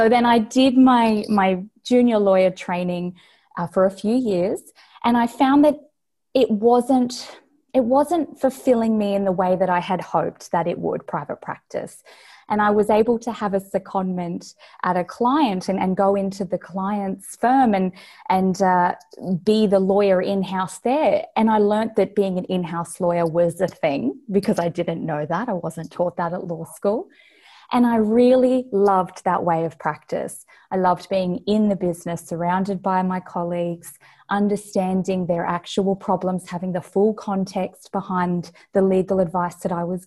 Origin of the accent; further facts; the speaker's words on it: Australia; accent: Australian; also born or lived in Brisbane, Australia; based here in Brisbane, Australia. You can probably tell from my accent.